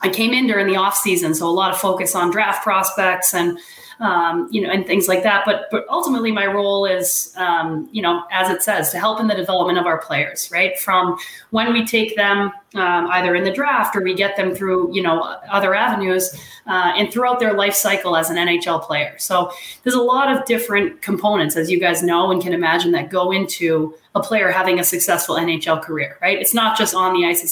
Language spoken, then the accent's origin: English; Danvers, Massachusetts, United States; I grew up in Danvers. You know, I was the only girl I ever saw playing hockey up in Danvers, Mass